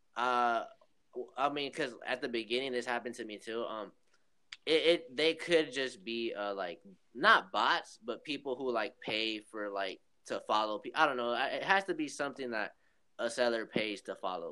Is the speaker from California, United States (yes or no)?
yes; Long Beach, California, United States; moved away as an adult; now in Oklahoma, United States; I live in Oklahoma, but I'm, I'm originally from uh, Long Beach, California